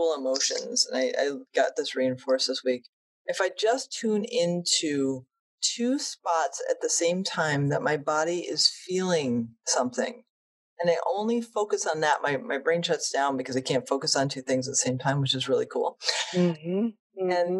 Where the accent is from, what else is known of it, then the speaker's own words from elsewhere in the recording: New England, United States; I grew up in New England